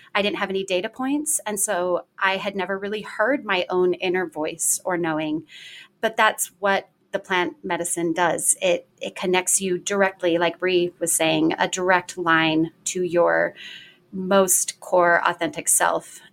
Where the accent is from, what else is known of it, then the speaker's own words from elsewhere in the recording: Washington, United States; I am originally from Washington State